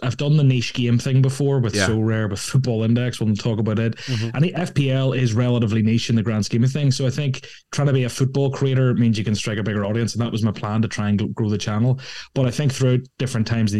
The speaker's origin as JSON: {"language": "English", "country": "Ireland", "tie": "born or raised there", "said": "growing up in Ireland"}